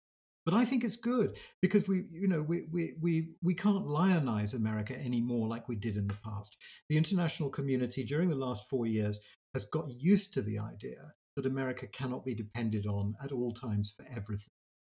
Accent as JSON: {"language": "English", "country": "United States", "tie": "born or raised there", "said": "growing up in the United States, it's very easy to get a slightly unworldly view of the world."}